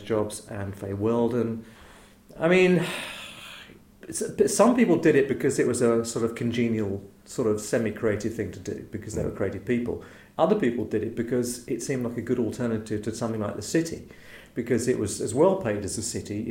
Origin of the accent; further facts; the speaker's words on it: Chislehurst, London, United Kingdom; was brought up mostly in Chislehurst in Kent